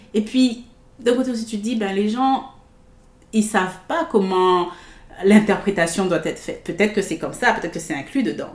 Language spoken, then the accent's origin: French; Guadeloupe; also born or lived in France; now in Vancouver, Canada; je suis née en Guadeloupe, dans les Caraïbes.